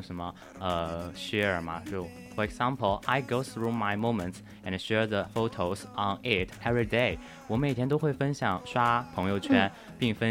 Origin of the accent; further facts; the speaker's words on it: China; 作为一名中国人啊